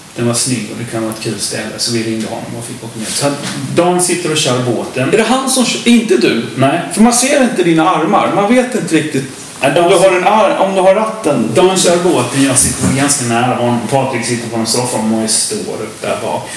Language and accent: Swedish; Lomma, Skåne, Sweden; Vi kommer från Lomma, alla tre från början. Det känns lite som rötterna där.